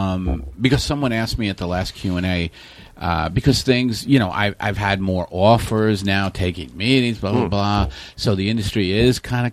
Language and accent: English; New York City, New York, United States; I grew up in Staten Island, a very working class family.